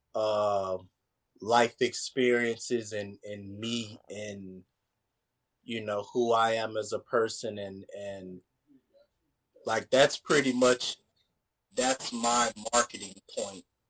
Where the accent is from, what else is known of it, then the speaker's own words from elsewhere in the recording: Tampa, Florida, United States; I'm from Tampa, I'm not from the area